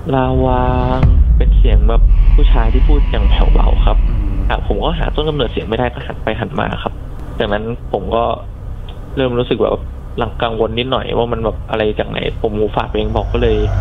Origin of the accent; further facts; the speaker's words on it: Bangkok, Thailand; ผมเป็นคนกรุงเทพครับ